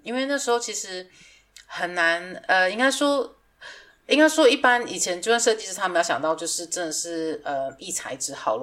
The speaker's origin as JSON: {"language": "Chinese", "country": "Taiwan", "moved": "yes", "said": "我已经两年多没有回台湾了"}